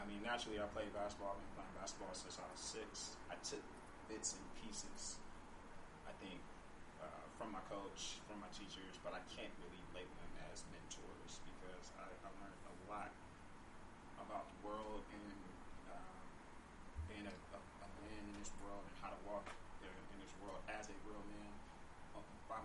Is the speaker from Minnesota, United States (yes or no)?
no; Oakland, California, United States; I grew up in East Oakland